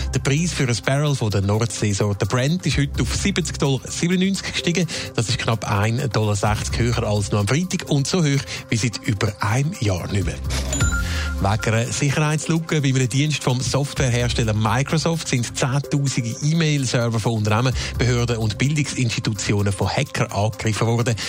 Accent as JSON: {"language": "German", "country": "Switzerland", "said": "bei uns in der Schweiz"}